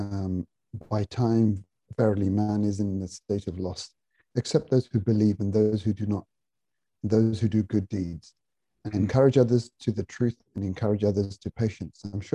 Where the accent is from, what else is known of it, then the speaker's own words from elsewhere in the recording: Reading, South East England, United Kingdom; I was born in Reading in Berkshire.